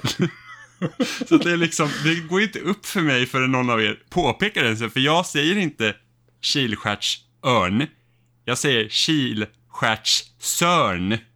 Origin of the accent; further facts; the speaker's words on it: Finland; accent: Finland Swedish; alltså jag pratar ju finlandssvenska egentligen. Det är ju liksom min naturliga eh, dialekt.